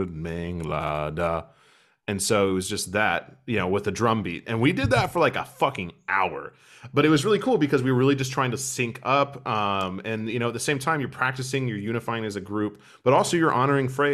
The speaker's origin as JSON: {"language": "English", "region": "Midwestern United States", "country": "United States", "tie": "born or raised there", "moved": "as an adult", "lives_now": "Europe", "said": "where I grew up in the Midwestern United States, flat cornfields"}